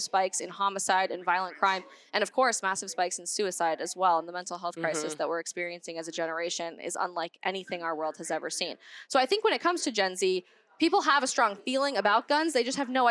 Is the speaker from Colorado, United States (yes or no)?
yes; Colorado, United States; I'm from Colorado